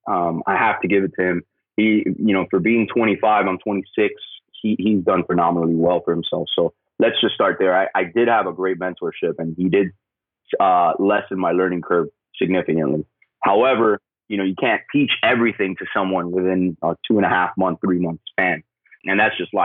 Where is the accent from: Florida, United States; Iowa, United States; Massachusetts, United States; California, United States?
Florida, United States; Miami; I'm originally from Miami